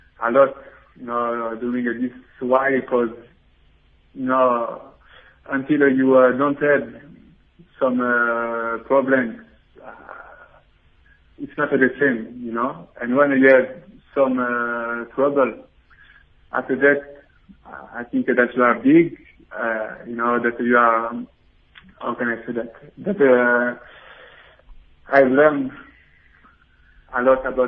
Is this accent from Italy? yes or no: no; Belgium; I was born in Belgium